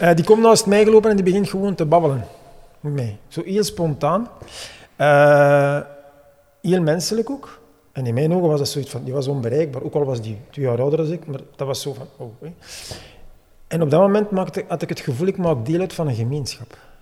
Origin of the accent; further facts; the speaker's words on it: Hamme, Flanders, Belgium; ik ben eigenlijk van Hamme